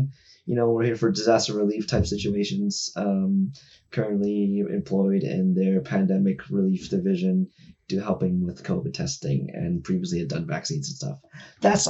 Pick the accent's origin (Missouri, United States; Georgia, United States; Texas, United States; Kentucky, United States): Texas, United States; Houston; moved away as an adult; now in Los Angeles, United States; Moved to LA about 6 years ago. Been grinding it out ever since. I'm from Houston, Texas